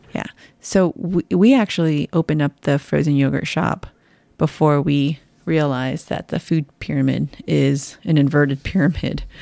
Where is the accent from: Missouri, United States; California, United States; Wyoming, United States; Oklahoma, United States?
California, United States; San Jose; moved away; You and I were both born and raised in San Jose, in the heart of Silicon Valley